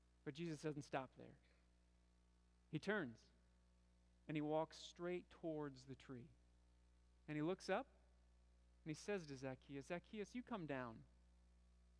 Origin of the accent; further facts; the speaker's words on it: Michigan, United States; moved away as an adult; also born or lived in Bucharest, Romania / Missouri; I grew up in Michigan, and I grew up in a town of 30,000